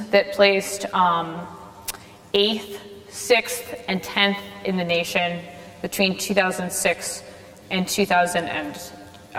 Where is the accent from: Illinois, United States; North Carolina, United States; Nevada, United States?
Illinois, United States; Rockford; also born or lived in Chicago; I was born and raised in Rockford, Illinois